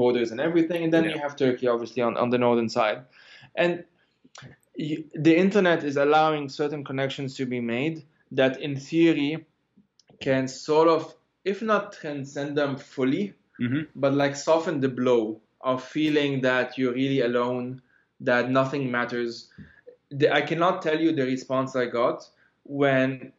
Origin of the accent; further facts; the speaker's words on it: Lebanon; moved away; we are protesters from Lebanon